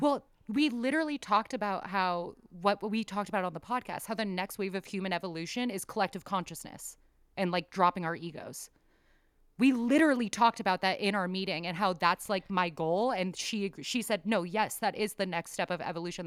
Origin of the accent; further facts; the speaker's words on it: San Diego, California, United States; also born or lived in Bay Area, California; I am from San Diego, lived in San Diego, but lived up in the Bay Area for a while